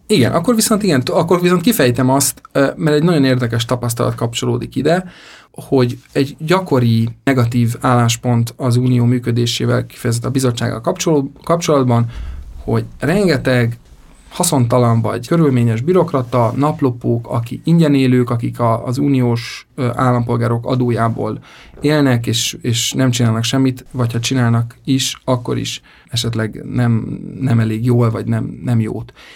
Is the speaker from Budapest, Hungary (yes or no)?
yes; Budapest, Hungary; moved away as an adult; now in Brussels, Belgium; sokkal közelebb vagyok a, a szülővárosomhoz, a családomhoz itt Budapesten